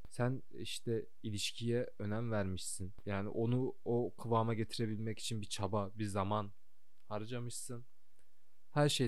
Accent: Kayseri, Kayseri Province, Turkey; moved away as an adult; also born or lived in Sivas / Istanbul; now in Canada; Sivas'ta doğdum. Kayseri'de büyüdüm.

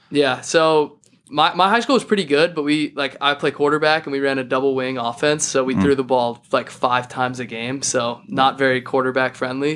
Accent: Boulder, Colorado, United States; I'm from Boulder, Colorado

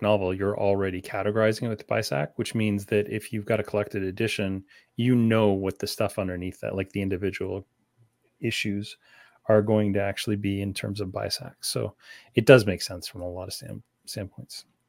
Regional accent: Canada; also born or lived in London, Ontario; as Canadian as they get

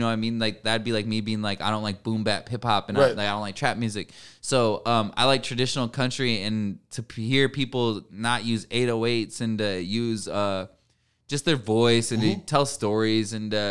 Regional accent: Davenport, Iowa, United States; moved away; also born or lived in California; my hometown, which is Davenport, Iowa

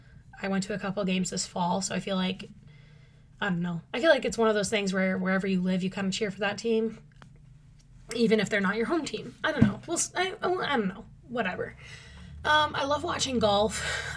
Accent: Minnesota, United States; Oh, I am from Minnesota. That is a big part of my personality, I'm finding out.

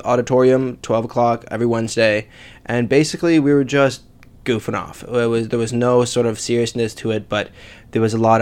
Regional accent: Lebanon; English is a second language; moved away as an adult; also born or lived in Beirut, Lebanon; now in Canada; I grew up in Lebanon. I moved around a lot around there

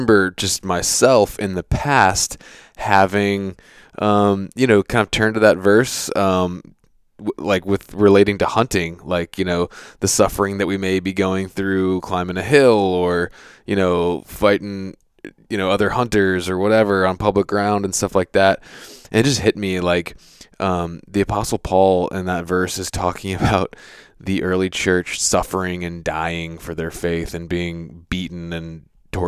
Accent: Virginia, United States; I'm from Virginia

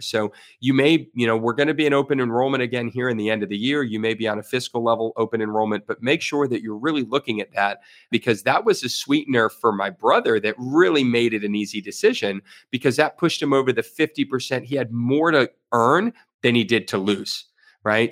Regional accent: Florida, United States; I was born and raised here in Florida

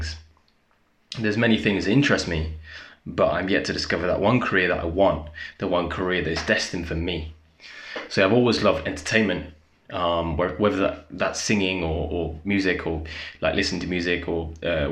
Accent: Essex, East of England, United Kingdom; moved away as an adult; also born or lived in Leicestershire; I was born in Essex. It's a county pretty famous for its reality TV, a disgrace of television. So I moved to Leicestershire. I won't just tell you which town, but moved to Leicestershire when I was 18

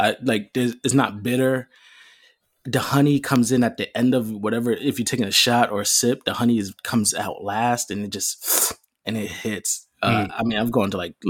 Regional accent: New York, United States; I'm from New York

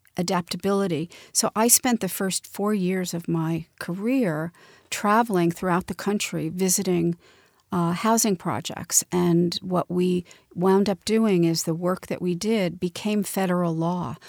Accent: Montclair, New Jersey, United States; most of my, um, growing up was in a beautiful little town called Montclair, New Jersey

